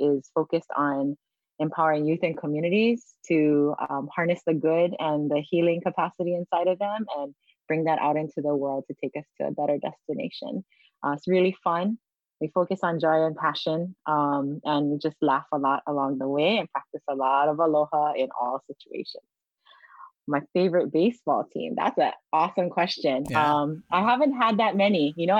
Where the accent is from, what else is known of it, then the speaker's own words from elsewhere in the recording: Pukalani, Hawaii, United States; moved away as an adult; also born or lived in Wailuku, Maui; now in Papakolea, Oahu, United States; I am originally from Wailuku, Maui, and Pukalani, Maui. I'm actually born and raised in Pukalani. But we live in Wailuku now. I currently rest my head in Papakolea, on the island of Oahu. So this is where I call home, and I have for several years.